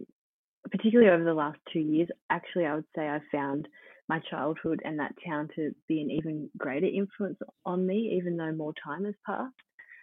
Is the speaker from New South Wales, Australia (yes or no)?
yes; Dunedoo, New South Wales, Australia; I think where I grew up in Dunedoo and the type of childhood I had has played one of the biggest influences on me in my life